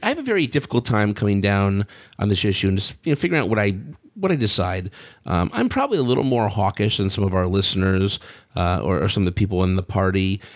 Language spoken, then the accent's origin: English; United States